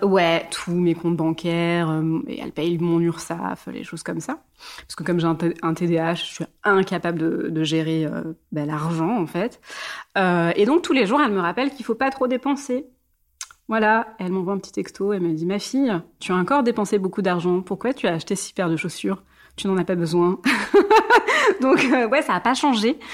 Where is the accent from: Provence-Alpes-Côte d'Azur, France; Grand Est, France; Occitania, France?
Grand Est, France; Mulhouse; moved away; also born or lived in southern France; J'ai grandi en Alsace, dans le du cul de l'Alsace à Mulhouse, à la frontière allemande.